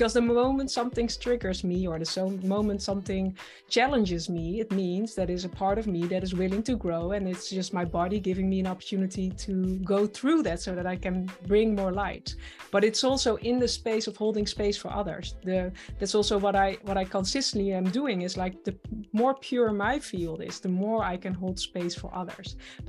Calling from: Netherlands; And I'm joining you from the Netherlands.

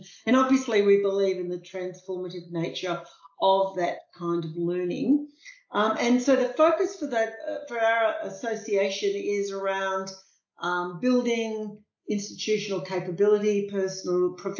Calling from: Melbourne, Victoria, Australia; I'm coming from Melbourne, Australia, and it's just wonderful to be here

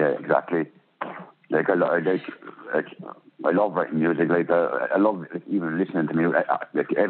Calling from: Portlaoise, Laois, Ireland; I'm calling from Ireland here in Port Leash in County Leash in Ireland.

